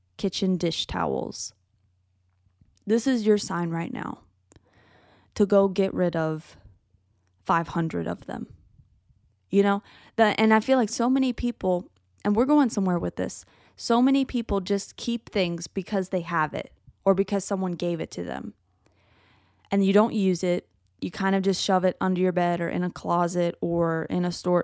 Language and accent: English; United States; I love being American